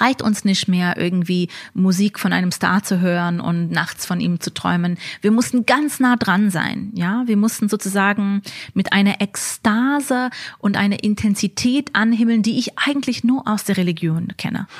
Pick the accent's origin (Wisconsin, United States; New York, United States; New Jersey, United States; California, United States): New York, United States; moved away as an adult; now in Berlin, Germany; Ich bin in Amerika geboren, ähm, in New York, in einem Stadtteil von Brooklyn, wo die Satmara chassidische Gemeinde ähm, besiedelt ist